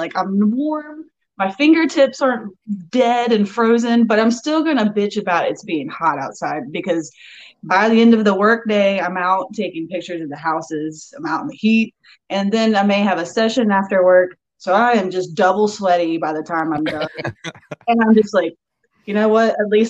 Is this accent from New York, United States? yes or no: no; Outer Banks, North Carolina, United States; accent: island brogue; I grew up on the Outer Banks of the North Carolina. I've been here for almost 27 years.